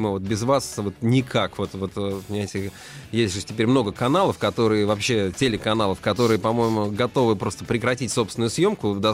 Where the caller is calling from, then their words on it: Voronezh, Voronezh Oblast, Russia; Ну, не, я как бы из Воронежа {S1} звоню, часто слушаю.